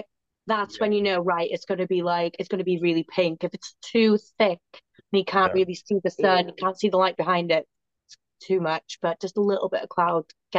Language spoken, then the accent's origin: English; Wales, United Kingdom; I'm back in Wales. I'm like on home turf.